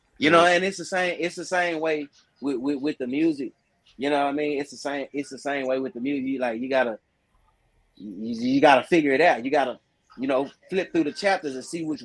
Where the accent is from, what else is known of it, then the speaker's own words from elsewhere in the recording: Dallas, Texas, United States; I'm a Texan. You know what I mean? I'm a Dallas Texan